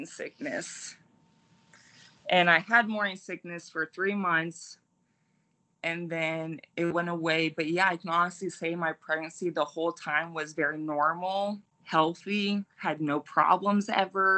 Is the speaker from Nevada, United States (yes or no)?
yes; Tonopah, Nevada, United States; now in Fallon, United States; I was born and raised in Tonopah, Nevada.